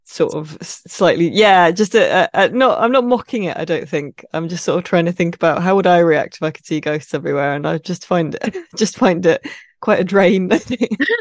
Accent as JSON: {"language": "English", "area": "Midsomer Murders country", "region": "South East England", "country": "United Kingdom", "tie": "born or raised there", "said": "I grew up in Midsummer Murder's country, basically. It's set in a fictional county, but that is where I am from in the U K, pretty much that area."}